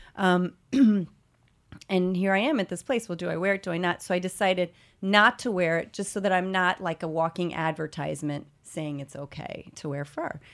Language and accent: English; Evansville, Indiana, United States; now in New York City, United States; my hometown of Evansville, Indiana